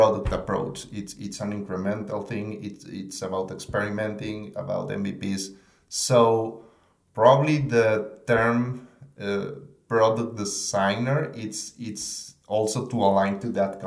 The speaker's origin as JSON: {"language": "English", "country": "Mexico", "moved": "as an adult", "lives_now": "Austin, United States", "said": "I'm from Mexico"}